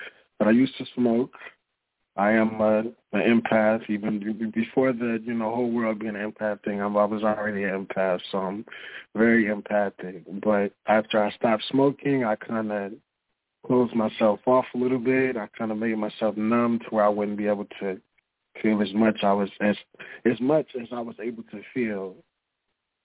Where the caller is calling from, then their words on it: Minneapolis, Minnesota, United States; Calling from Minneapolis, Minnesota.